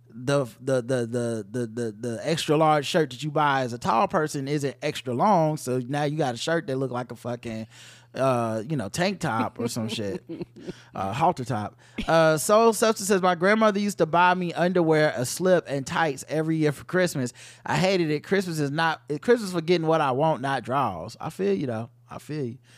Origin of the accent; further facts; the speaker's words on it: Ohio, United States; Now, now, granted, I'm from Ohio, it'd be cold as fuck